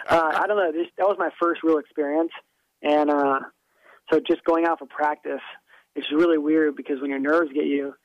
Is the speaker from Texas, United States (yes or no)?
no; South Florida, United States; I'm from South Florida